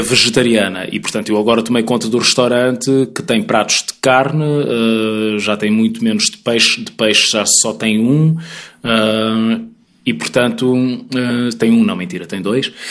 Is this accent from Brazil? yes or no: no; Mozambique; also born or lived in Portugal; now in Lisbon, Portugal; nós os dois somos moçambicanos, eu e o Bruno somos uhum. moçambicanos